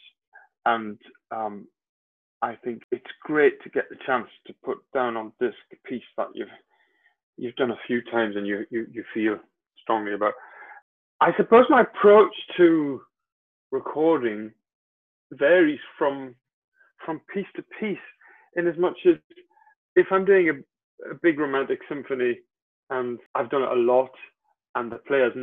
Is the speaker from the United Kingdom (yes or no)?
yes; Gateshead, North East England, United Kingdom; moved away; also born or lived in Dublin; my job in Gateshead with Royal, as it is now, Royal Northern Sinfonia, it wasn't then, was great, because it meant I got to work in my hometown